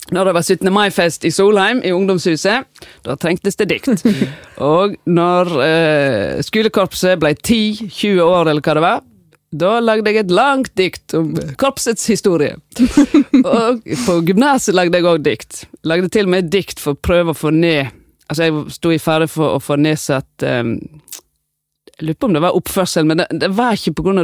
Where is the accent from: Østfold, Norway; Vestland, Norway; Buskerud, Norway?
Vestland, Norway; Voss; accent: Vosse-dialekt; moved away as an adult; also born or lived in Oslo; Vi sitter tre vossinger der.